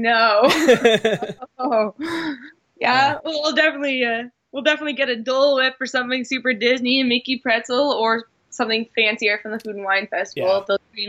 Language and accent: English; Canada; accent: Canadian; That would be a play on my Canadian accent.